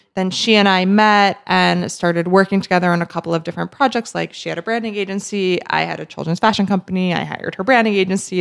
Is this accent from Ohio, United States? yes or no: no; New Jersey, United States; also born or lived in New York City; I'm from New Jersey and proud to be a Jersey girl